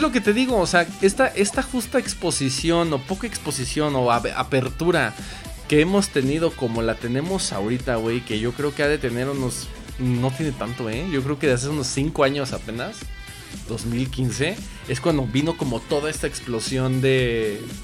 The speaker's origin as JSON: {"language": "Spanish", "country": "Mexico", "said": "nosotros como mexicanos"}